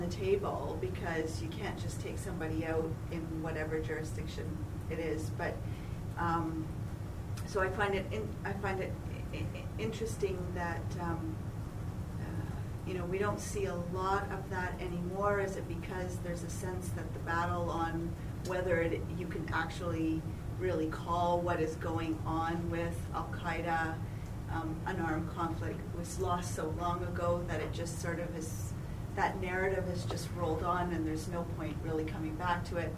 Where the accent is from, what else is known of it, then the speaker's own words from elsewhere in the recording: Canada; a Canadian